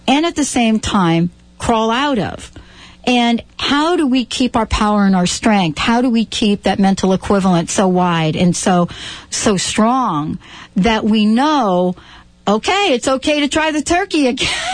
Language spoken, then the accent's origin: English; New York, United States; I grew up in New York